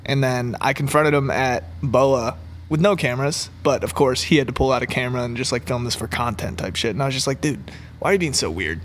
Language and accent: English; Maryland, United States; moved away; also born or lived in Los Angeles; I grew up in Maryland. I'm, like, not from L A.